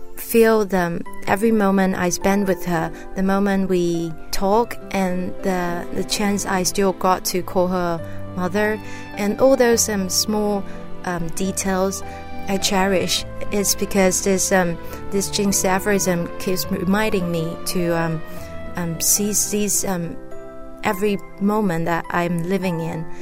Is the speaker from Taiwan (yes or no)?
yes; Taiwan; I'm from Taiwan.